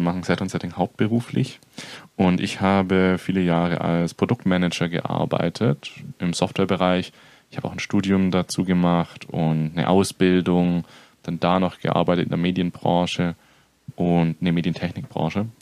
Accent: near Stuttgart, Baden-Württemberg, Germany; moved away as an adult; also born or lived in northern Germany; mein ganzes Leben schon hier unten gelebt

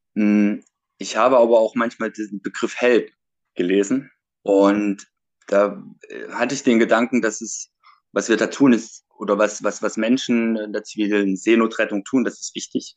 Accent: Leipzig, Saxony, Germany; ich komme aus Leipzig

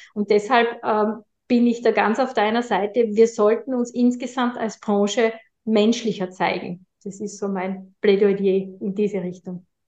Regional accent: Austria; bei uns in Österreich

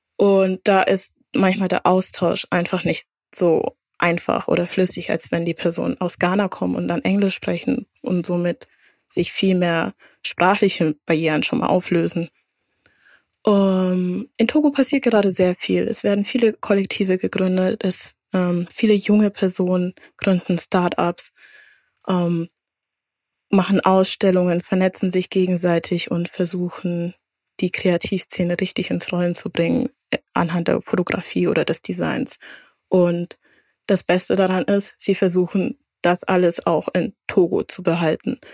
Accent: Franconia, Bavaria, Germany; moved away as an adult; also born or lived in Würzburg / Bremen; now in Hamburg, Germany; als Fränkin

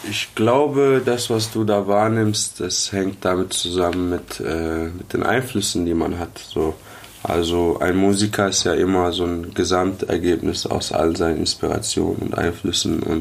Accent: Karlsruhe, Baden-Württemberg, Germany; Genau. Ja, ich komme aus Karlsruhe.

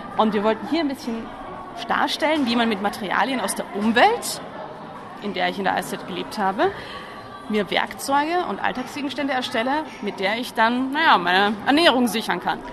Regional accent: Vienna, Austria; moved away as an adult; also born or lived in Netherlands; now in Germany; ich bin eigentlich Wienerin

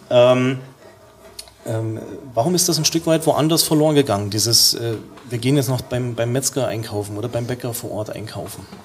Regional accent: Saxony, Germany; born there; du weißt ja, ich bin gebürtiger Sachse, auch wenn man es vielleicht hier und da nicht mehr hört.

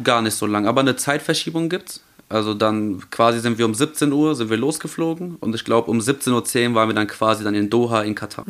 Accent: Germany; wir kommen eigentlich aus Deutschland

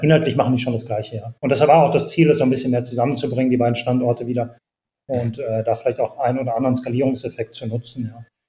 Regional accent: Bonn, North Rhine-Westphalia, Germany; ich selbst bin in Bonn aufgewachsen, äh, in einem kleinen, also in einem Vorort von Bonn

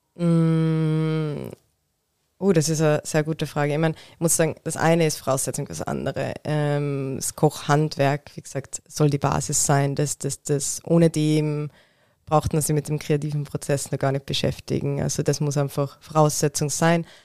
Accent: Tyrol, Austria; moved away; Ich bin ursprünglich aus Tirol

